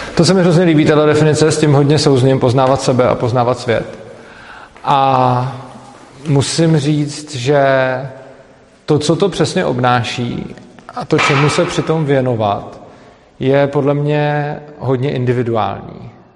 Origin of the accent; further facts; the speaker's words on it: Plzeň, Plzeň Region, Czechia; moved away; do Plzně, i když vlastně po krátký. Je to moje rodné město